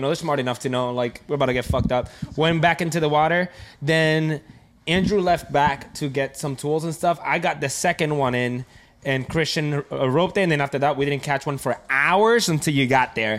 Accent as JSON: {"language": "English", "country": "Puerto Rico", "tie": "born or raised there", "moved": "yes", "said": "I grew up in Puerto Rico mostly"}